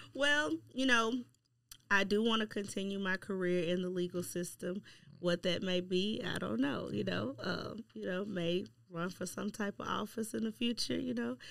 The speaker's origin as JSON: {"language": "English", "town": "Shreveport", "region": "Louisiana", "country": "United States", "tie": "born or raised there", "moved": "as an adult", "said": "born and raised in Shreveport and then came back to Shreveport"}